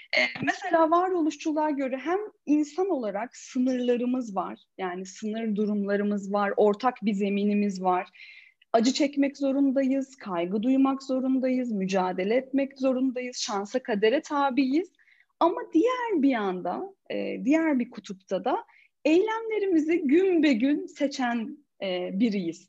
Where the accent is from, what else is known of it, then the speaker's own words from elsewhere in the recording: Ordu, Turkey; moved away as an adult; ben Ordu'da doğdum, 18 yaşına kadar oradaydım.